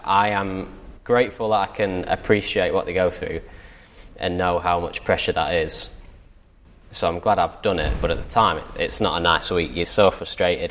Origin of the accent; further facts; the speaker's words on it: Southport, North West England, United Kingdom; I grew up in Southport, which is a pretty big golfing town anyway